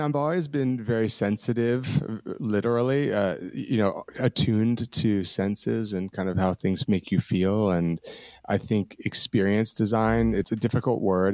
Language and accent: English; New Jersey, United States; now in Brooklyn, United States; I grew up in New Jersey, about an hour and a half from the city